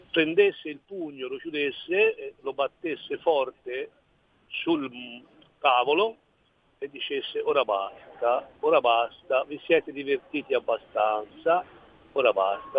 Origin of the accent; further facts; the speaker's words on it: Tuscany, Italy; sono, sono un toscano